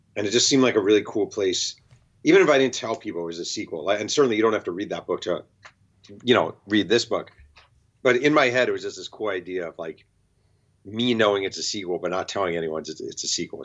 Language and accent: English; New York, United States; now in Los Angeles, United States; I'm a New Yorker